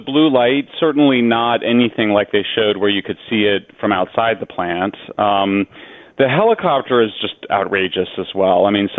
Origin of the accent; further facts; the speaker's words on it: Colorado, United States; I'm from Colorado, which has much higher levels of radiation because there's a lot of uranium in the granite rock.